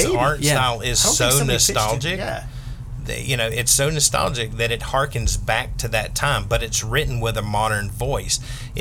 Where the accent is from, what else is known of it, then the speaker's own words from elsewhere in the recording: the South, United States; I grew up in the South